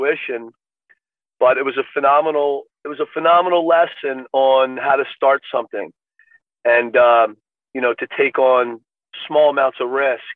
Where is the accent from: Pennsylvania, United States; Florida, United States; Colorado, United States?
Pennsylvania, United States; Philadelphia; I grew up in Philadelphia, in the Philadelphia suburbs